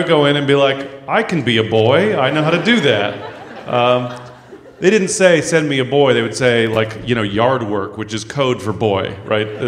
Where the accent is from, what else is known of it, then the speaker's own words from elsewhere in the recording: San Francisco, California, United States; I grew up in San Francisco